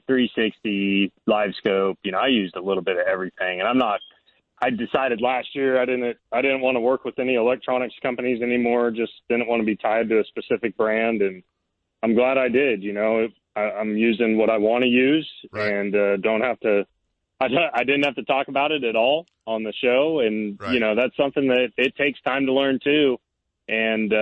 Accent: California, United States; we're around the same age and growing up in California

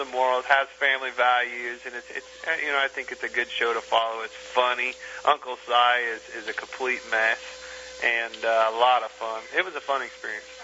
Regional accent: Kansas, United States; I'm from Kansas

